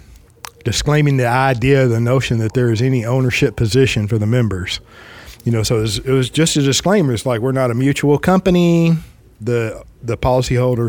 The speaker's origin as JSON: {"language": "English", "town": "Fort Worth", "region": "Texas", "country": "United States", "tie": "born or raised there", "said": "I'm in Texas. I'm born and raised in Fort Worth"}